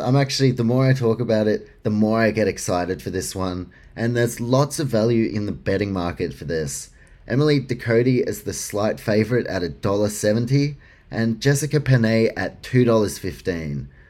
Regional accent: Australia; for me as an Australian

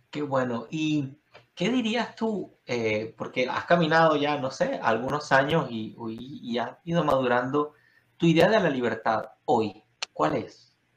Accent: Venezuela; now in United States; yo vengo de Venezuela

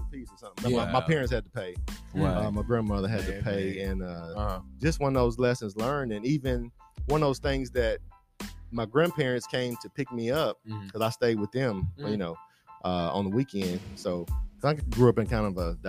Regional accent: Nashville, Tennessee, United States; growing up in Bordeaux

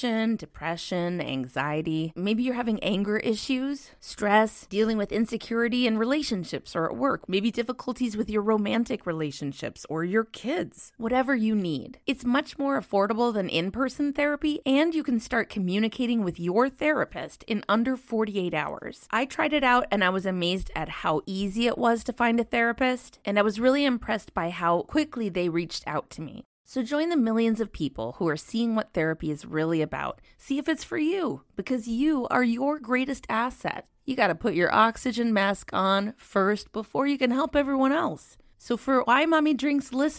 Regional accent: Minnesota, United States; I grew up in Minnesota

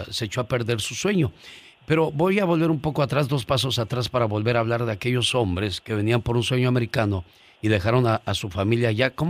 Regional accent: Mexico; now in United States; yo orgulloso de ser mexicano, pero también feliz de vivir en Estados Unidos

